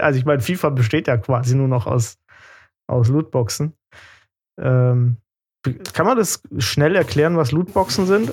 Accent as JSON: {"language": "German", "country": "Germany", "said": "ich komme aus Deutschland"}